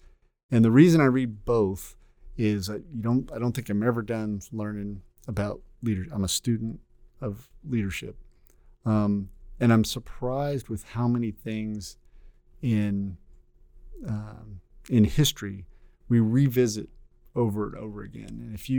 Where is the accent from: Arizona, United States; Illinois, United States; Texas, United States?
Texas, United States; also born or lived in Oklahoma; I am from Texas.